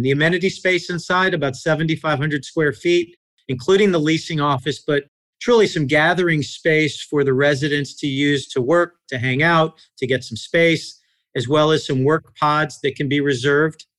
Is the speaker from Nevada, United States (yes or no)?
no; New York, United States; moved away as an adult; also born or lived in Columbus, Ohio; now in Atlanta, United States; I'm originally from New York